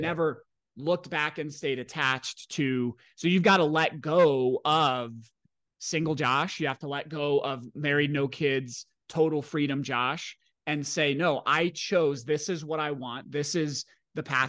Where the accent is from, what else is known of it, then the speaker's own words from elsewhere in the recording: Washington, United States; I grew up in Washington State in the nineties